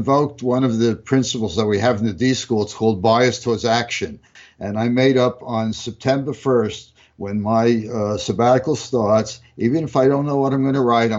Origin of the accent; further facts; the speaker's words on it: New York City, New York, United States; moved away as an adult; now in California, United States; I grew up in New York